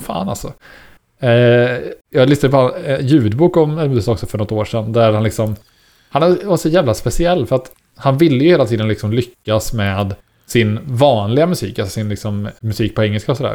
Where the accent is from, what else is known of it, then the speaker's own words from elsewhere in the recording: Istrum, Skaraborg, Västra Götaland, Sweden; som jag har vuxit upp i Iström och gått i skola i Axvall och Varnhem, uh nej förlåt, Axvall och Skara